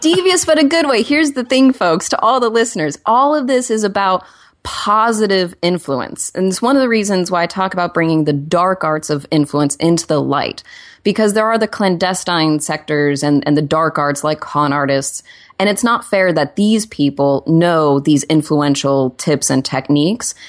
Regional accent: Oklahoma, United States; now in Los Angeles, United States; I'm also from Oklahoma

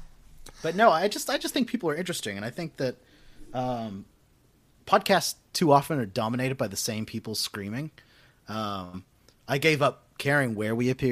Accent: Western Australia, Australia; I would say I grew up in suburbs in Western Australia.

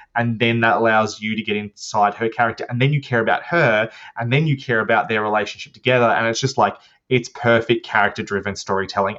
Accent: Australia; I'm Australian

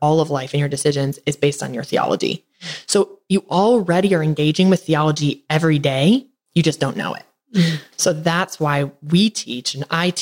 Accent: Northern Michigan, United States; now in Tennessee, United States; I'm from Northern Michigan. So we came down to Tennessee to be warm.

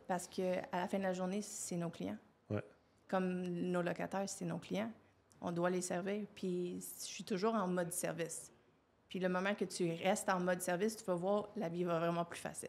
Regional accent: Quebec, Canada; je suis née au Québec

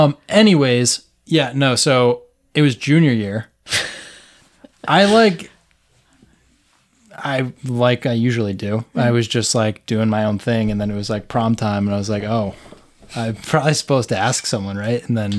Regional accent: Connecticut, United States; Yeah, I'm from Connecticut.

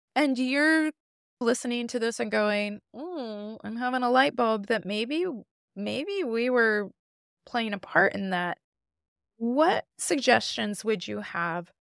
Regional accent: Midwest, United States; I grew up in the Midwest.

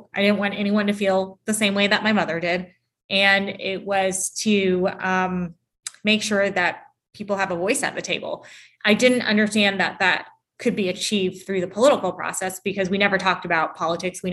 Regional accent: Augusta, Georgia, United States; I grew up in Augusta, Georgia, which is 2 hours east of Atlanta

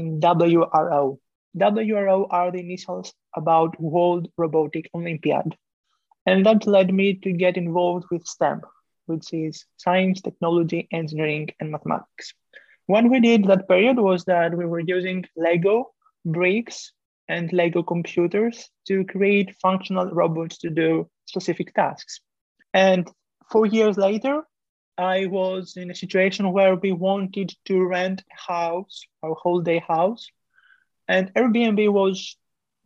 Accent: Greece; moved away as an adult; now in France; I am coming from Greece, but right now I'm located in France studying engineering

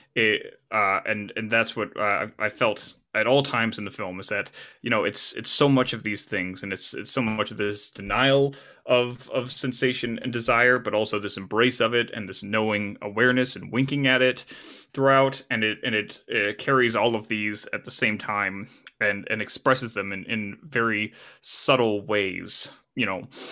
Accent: United States; I'm an American by, by nature, uh, and that's not to say that I can't function in the world outside of my, my motherland

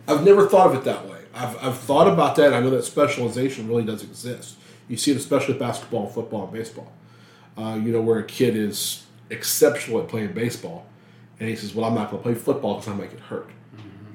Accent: Louisiana, United States; moved away; I'm from Louisiana originally

